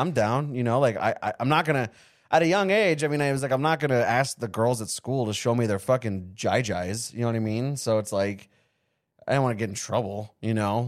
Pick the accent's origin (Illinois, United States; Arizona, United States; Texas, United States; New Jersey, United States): Arizona, United States; Avondale; also born or lived in California; From the fifth grade to the eighth grade, I grew up in Avondale, Arizona